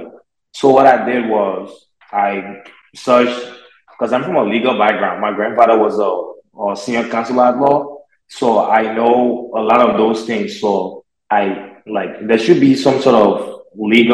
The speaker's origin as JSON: {"language": "English", "country": "Liberia", "tie": "born or raised there", "moved": "as an adult", "lives_now": "United States", "said": "I'm from Liberia, West Africa"}